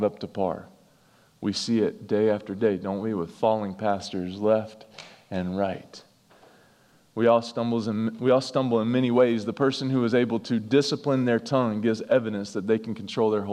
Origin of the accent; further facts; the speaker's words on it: North Carolina, United States; We're from North Carolina, so the North Carolina Duke thing runs pretty deep in our home.